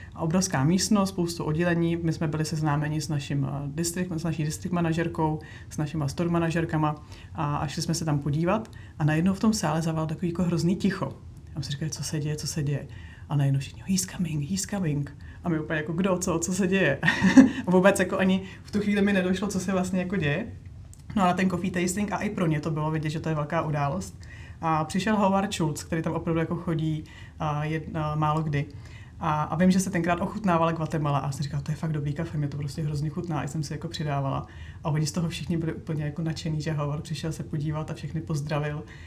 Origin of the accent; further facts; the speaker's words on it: Bohemia, Czechia; já jsem na to tady jako z Čech nebyla vůbec zvyklá